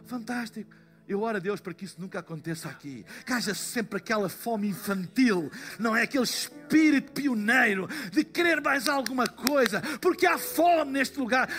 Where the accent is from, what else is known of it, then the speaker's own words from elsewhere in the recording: Portugal; eu sou de Portugal